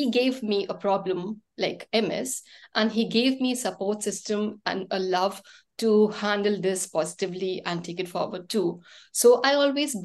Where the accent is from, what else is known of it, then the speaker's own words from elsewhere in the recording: India; now in Mumbai, India; I'm from India and the city is Mumbai. And I actually shifted to Mumbai around 11 years back.